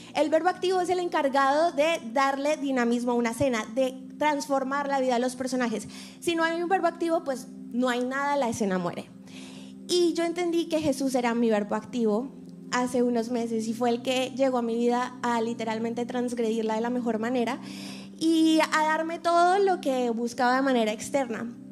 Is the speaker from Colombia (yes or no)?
yes; Colombia; moved away; soy colombiana, soy artista, actriz